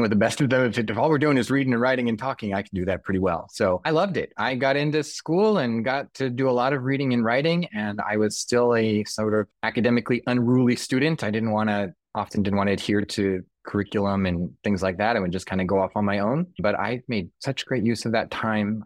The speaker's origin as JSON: {"language": "English", "region": "Southern California", "country": "United States", "tie": "born or raised there", "moved": "as an adult", "lives_now": "New York, United States", "said": "So I grew up in Southern California."}